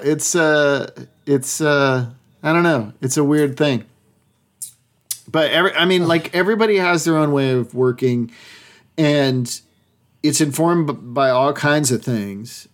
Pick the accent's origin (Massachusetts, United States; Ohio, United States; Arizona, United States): Massachusetts, United States; I'm from Massachusetts